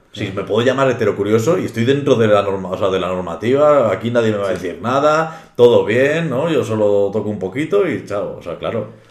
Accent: Reinosa, Cantabria, Spain; he nacido aquí en, mi pueblo, en Reynosa

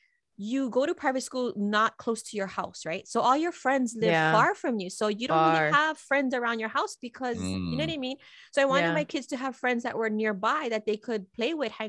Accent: Hawaii, United States

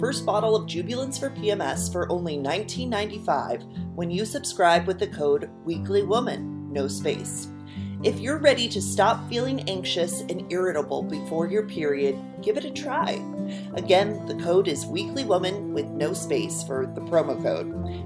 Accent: San Diego, California, United States; now in New York, United States; I grew up in Southern California in San Diego.

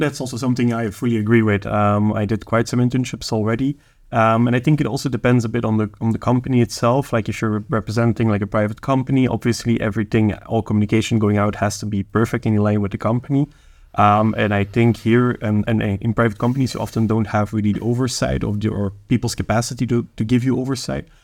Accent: Flanders, Belgium; I'm Flemish. I'm a Belgian national.

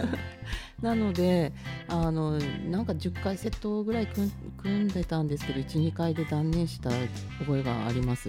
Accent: Tomakomai, Hokkaido, Japan; moved away as an adult; also born or lived in Tokyo; 小中高看護学校が苫小牧です

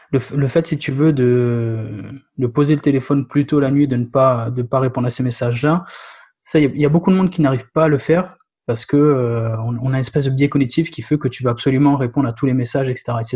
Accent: Réunion, France; mais moi j'ai grandi à La Réunion du coup

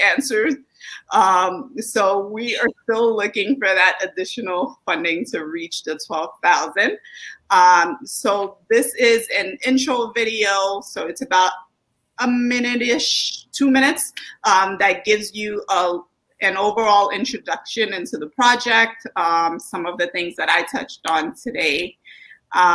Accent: Brooklyn, New York, United States; the Brooklyn that I grew up with, so we didn't really grow up with a lot of money, but we grew up with a lot of adventure

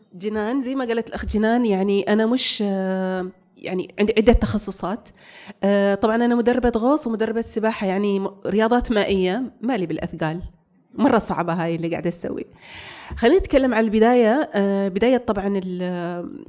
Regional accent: Saudi Arabia; also born or lived in United States / Bahrain; انا اول سعوديه تقود الدراجه الناريه

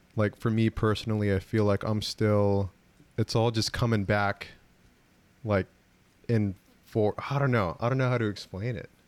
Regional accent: San Jose, California, United States; I'm from San Jose

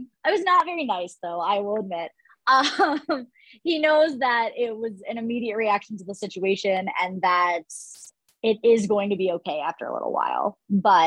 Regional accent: Ohio, United States; I grew up in Ohio

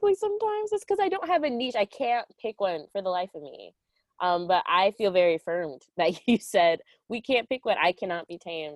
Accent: Aurora, Illinois, United States; I'm from Aurora, Illinois, so very close to Chicago, but don't say that I'm from Chicago

